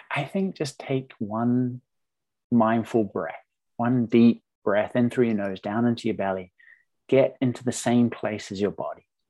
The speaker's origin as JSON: {"language": "English", "country": "New Zealand", "tie": "born or raised there", "moved": "yes", "said": "I'm from New Zealand originally"}